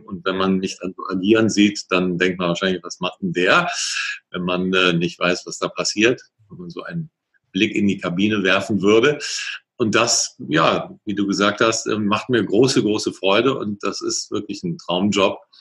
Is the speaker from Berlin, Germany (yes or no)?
no; Cologne, North Rhine-Westphalia, Germany; also born or lived in Ingolstadt; ich komme hier aus der Ecke Köln äh, und Umgebung